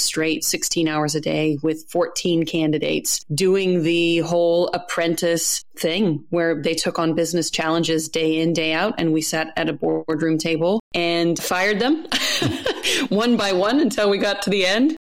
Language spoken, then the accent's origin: English; United States; now in New Zealand; as an American abroad